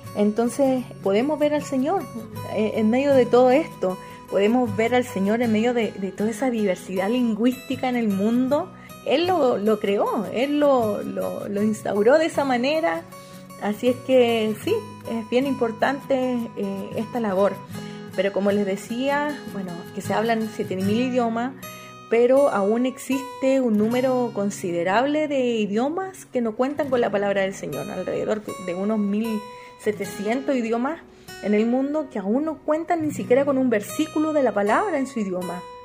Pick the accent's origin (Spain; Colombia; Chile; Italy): Chile; first language Spanish; moved away as an adult; also born or lived in Equatorial Guinea; now in Costa Rica; yo soy chilena